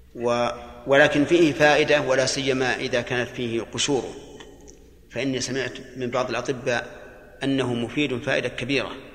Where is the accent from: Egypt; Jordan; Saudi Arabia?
Saudi Arabia; Al-Qassim; عندنا في القصيم